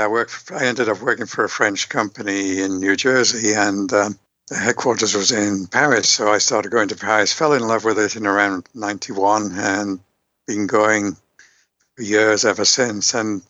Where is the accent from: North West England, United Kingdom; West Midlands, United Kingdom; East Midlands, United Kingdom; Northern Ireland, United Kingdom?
North West England, United Kingdom; Liverpool; accent: Liverpool; moved away; also born or lived in Yorkshire; I'm from the UK many, many years ago, born in Yorkshire, brought up in Liverpool. Don't have my Beatles accent anymore.